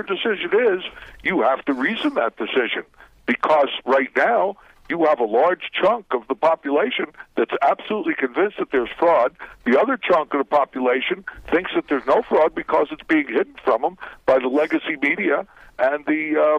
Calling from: Guatemala

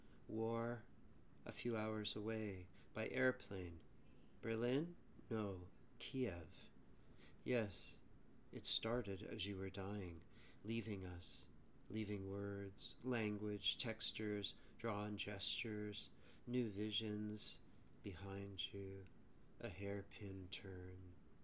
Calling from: Toronto, Ontario, Canada; I'm recording this from Toronto, Canada.

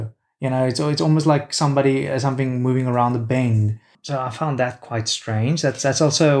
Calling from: Australia; And because I'm talking from Australia, talking to them from Australia, they just presume I use Australian words.

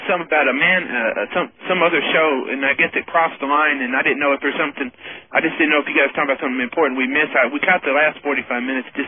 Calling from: Little Rock, Arkansas, United States; I'm calling from Little Rock, Arkansas.

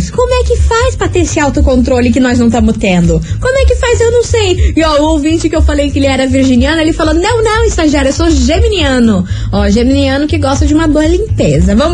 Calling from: Fazenda Rio Grande, Paraná, Brazil

